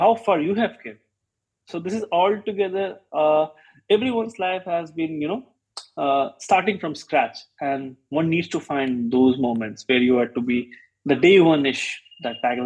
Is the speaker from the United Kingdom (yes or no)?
no; Patna, Bihar, India; moved away; we are from Patna, Bihar